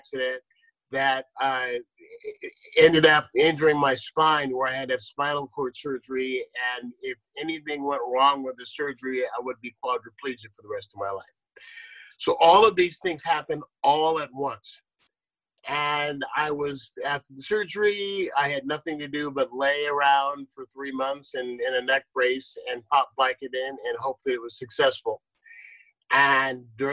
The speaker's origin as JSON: {"language": "English", "town": "San Leandro", "region": "California", "country": "United States", "tie": "born or raised there", "also_born_or_lived": "Akron, Ohio", "said": "growing up in San Leandro, when San Leandro was 99.99% white"}